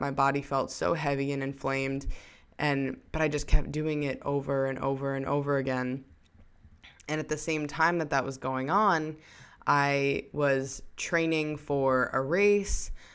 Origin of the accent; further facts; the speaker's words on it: New York, United States; I came back home to my hometown in New York